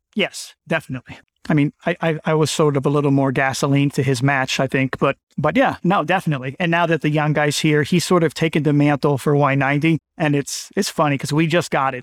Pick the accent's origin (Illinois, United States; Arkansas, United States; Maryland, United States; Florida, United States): Maryland, United States; Bethesda; moved away as an adult; also born or lived in Pittsburgh / Miami; now in Winchester, United States; I'm from Bethesda, Maryland, middle-income family, Born and raised Maryland